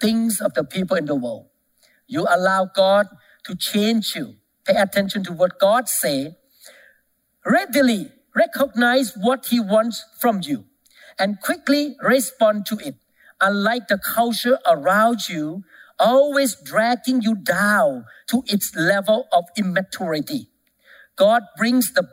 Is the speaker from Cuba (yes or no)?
no; Thailand; moved away; I came from Thailand